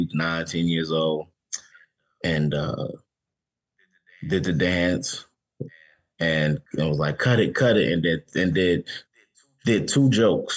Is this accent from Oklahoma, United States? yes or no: no; New York City, New York, United States; I'm from the Bronx